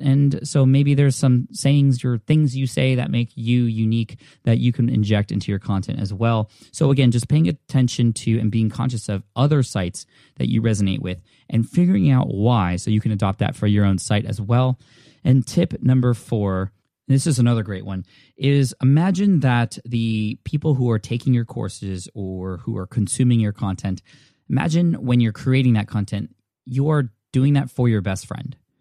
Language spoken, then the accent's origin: English; California, United States; I'm from California